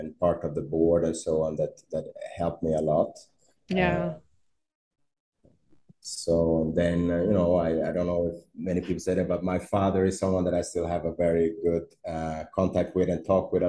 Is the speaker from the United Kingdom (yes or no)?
no; Stockholm, Stockholm County, Sweden; moved away as an adult; now in Brazil; I'm from Sweden. I'm from Stockholm. Where I grew up, it was snow